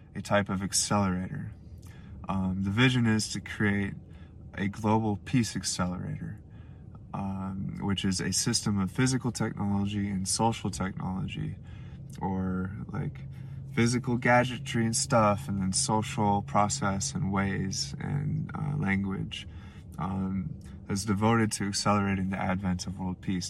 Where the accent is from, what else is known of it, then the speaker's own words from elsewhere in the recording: Anchorage, Alaska, United States; I'm from Anchorage, Alaska.